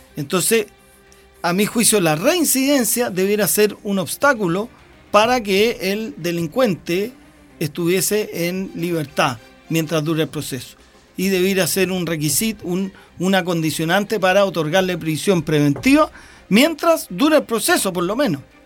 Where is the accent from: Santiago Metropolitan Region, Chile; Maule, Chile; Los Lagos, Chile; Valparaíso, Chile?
Maule, Chile; Longaví; soy de Longaví